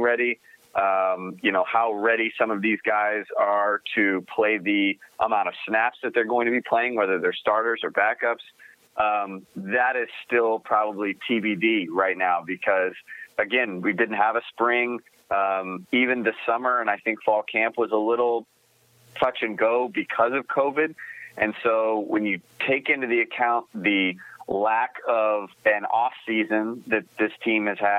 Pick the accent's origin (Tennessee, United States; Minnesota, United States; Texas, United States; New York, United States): Tennessee, United States; Memphis; I was born in Memphis